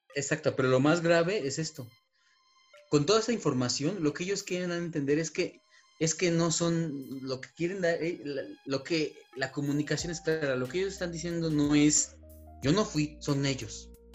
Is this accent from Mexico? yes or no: yes; Mexico; nosotros como mexicanos